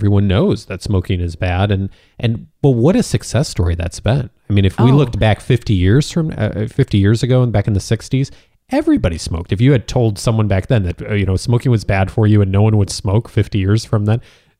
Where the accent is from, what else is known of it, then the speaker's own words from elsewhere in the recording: Illinois, United States; now in California, United States; I remember I moved to California back in 1999, and I came from Illinois